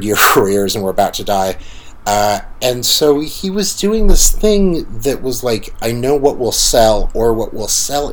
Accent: Salina, Kansas, United States; Salina, Kansas, my hometown

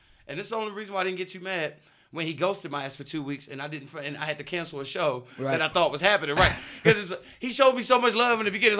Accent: Baltimore, Maryland, United States; now in Sacramento, United States; I'm a comedian from Baltimore

